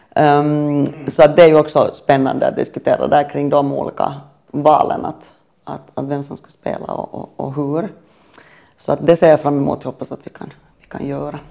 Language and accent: Swedish; Finland; moved away as an adult; also born or lived in Sweden; jag är finländare och bodde i Sverige